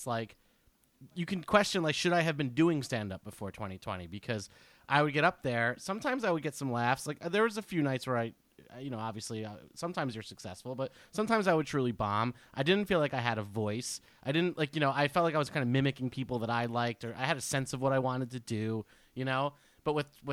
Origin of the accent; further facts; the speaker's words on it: Keyport, New Jersey, United States; I was alone for 3 months in an apartment in Keyport, New Jersey.